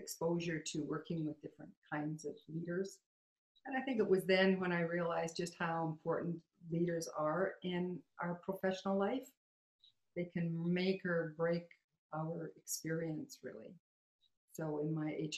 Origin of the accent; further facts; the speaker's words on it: Saskatchewan, Canada; I grew up in Saskatchewan